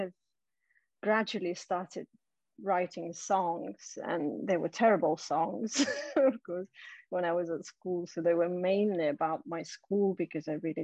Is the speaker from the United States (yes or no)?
no; Siberia, Russia; moved away; I'm originally from Siberia. So in Siberia, where I was at school, there was a school band